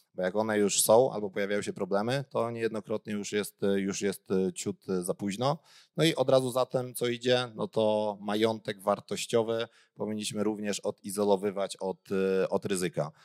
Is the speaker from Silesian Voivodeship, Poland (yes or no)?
yes; Gliwice, Silesian Voivodeship, Poland; ja jestem w ogóle z Gliwic